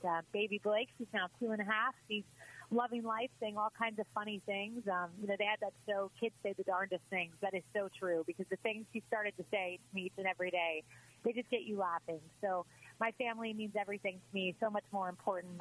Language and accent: English; Tampa, Florida, United States; moved away as an adult; also born or lived in Miami / New York; It's always great to join back in my hometown.